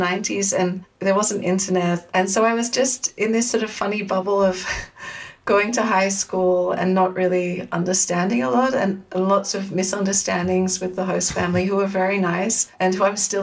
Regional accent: Sydney, New South Wales, Australia; moved away as an adult; now in Amsterdam, Netherlands; So I'm originally from Sydney in Australia. So I grew up and lived there until my early 20s

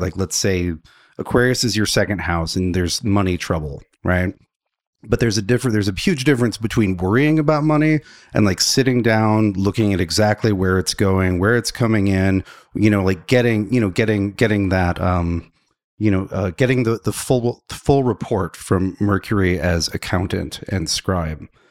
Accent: the Bible Belt, United States; I grew up in the Bible Belt

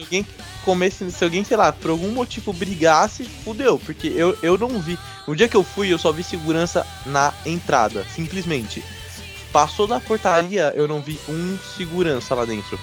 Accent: São Paulo, Brazil; nós somos de São Paulo

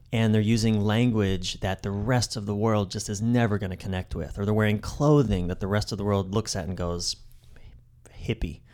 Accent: East Coast, United States; I'm from the East Coast.

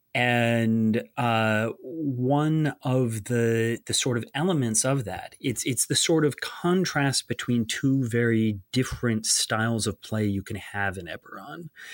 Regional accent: Ithaca, New York, United States; moved away; visiting my, my hometown of, uh, Ithaca, New York

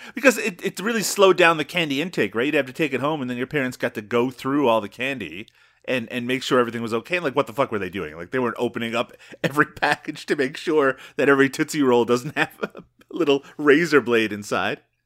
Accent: Newfoundland and Labrador, Canada; moved away; I grew up in Newfoundland

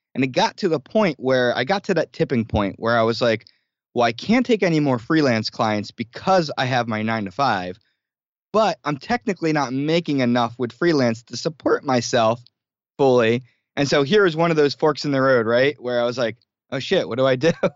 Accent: New Jersey, United States; moved away as an adult; also born or lived in New York City; I grew up in South Jersey near Philadelphia

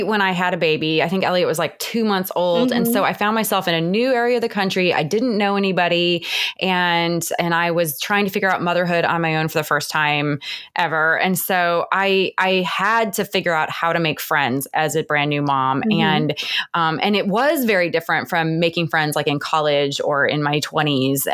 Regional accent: Cleveland, Ohio, United States; moved away as an adult; now in Atlanta, United States; I grew up in Cleveland

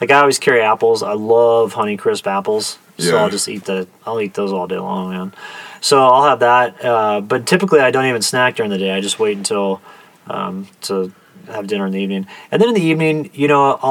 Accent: Kansas, United States; growing up in Kansas

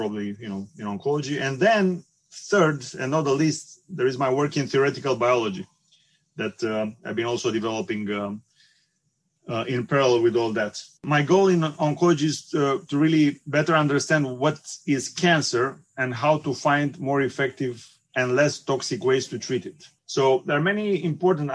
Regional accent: Bucharest, Romania; moved away; also born or lived in Constanța, Romania; I'm Romanian, and I was born on the Black Sea side in Constanța, which is an old Greek colony. I did my high school in Bucharest

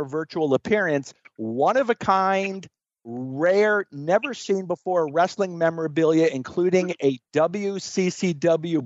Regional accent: South Florida, United States; moved away as an adult; also born or lived in New York City; I'm born and raised in South Florida

